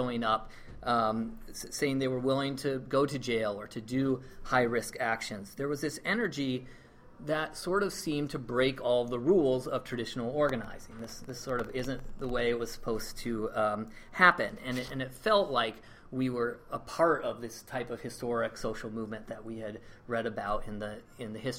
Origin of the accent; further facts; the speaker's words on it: Iowa, United States; Paul and I grew up in Iowa